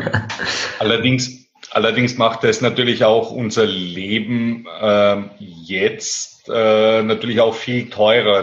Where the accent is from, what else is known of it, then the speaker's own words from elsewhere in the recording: Austria; bei uns in Österreich